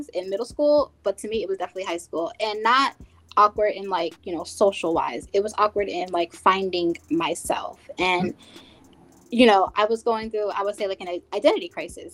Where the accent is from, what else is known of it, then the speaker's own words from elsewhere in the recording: New Jersey, United States; where I'm from in New Jersey